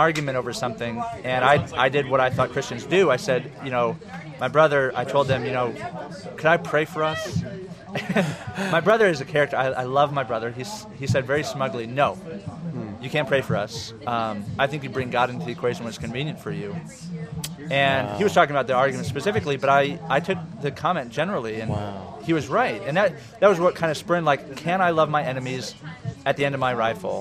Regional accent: Orange County, California, United States; growing up in Orange County, where we have the Crystal Cathedral

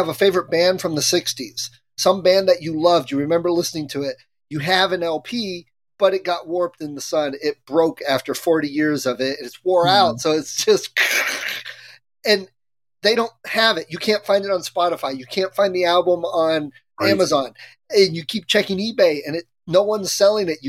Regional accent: Cleveland, Ohio, United States; that's my hometown

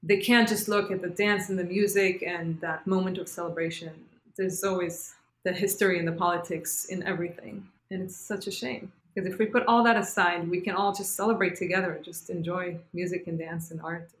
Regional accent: Israel; moved away as an adult; now in New York City, United States; And I said, From Israel.

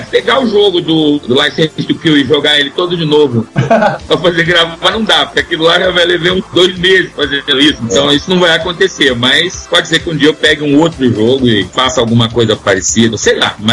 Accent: Curitiba, Paraná, Brazil; moved away; eu morava em Curitiba

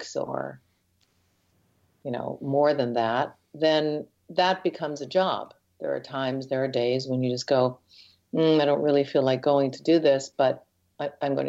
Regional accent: north of Detroit, Michigan, United States; also born or lived in Chicago / Toronto; now in Canada; Grew up north of Detroit and then moved to Chicago

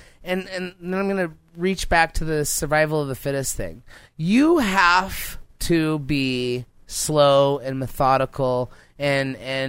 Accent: Montana, United States

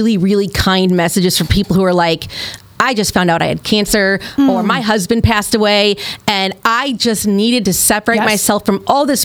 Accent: Granite City, Illinois, United States; moved away; also born or lived in Francis Howell District, Missouri; I grew up in Granite City, Illinois, that has a steel plant

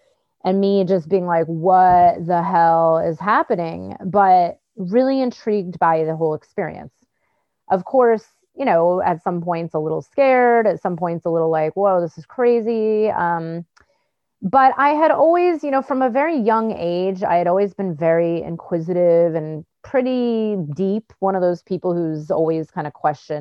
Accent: Bay Area, California, United States; I grew up in the Bay Area in California

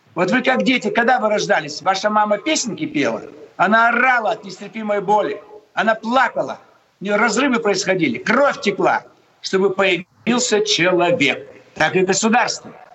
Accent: Almaty, Kazakhstan; now in Moscow, Russia; В детстве я жил в Алмате

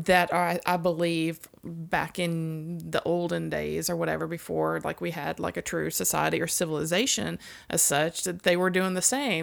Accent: Mississippi, United States; growing up in Mississippi

